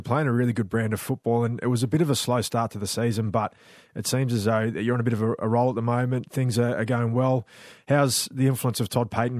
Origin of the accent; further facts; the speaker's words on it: Australia; also born or lived in New Zealand; I was born in New Zealand but moved to Australia when I was quite young.